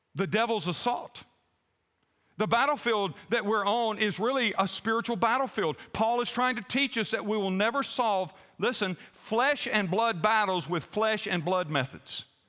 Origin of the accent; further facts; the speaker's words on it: the American South, United States; I'm a Southerner